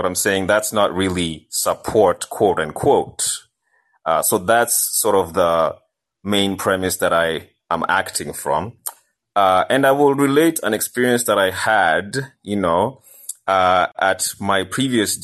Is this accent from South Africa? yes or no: no; Kenya; moved away; I'm Kenyan